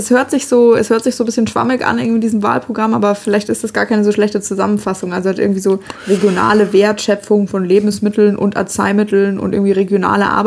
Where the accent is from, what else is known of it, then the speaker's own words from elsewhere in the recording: Bavaria, Germany; vor allem auch wieder {S0} mit dem meinen Heimatland. Du bist da gerade auch zu Hause, Marc.